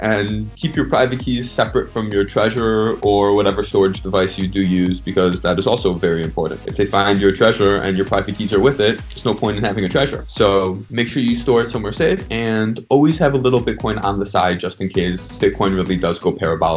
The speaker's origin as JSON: {"language": "English", "town": "Chicago", "region": "Illinois", "country": "United States", "tie": "born or raised there", "moved": "as an adult", "lives_now": "Miami, United States", "said": "I grew up in Chicago. Now I'm down in Miami since law school"}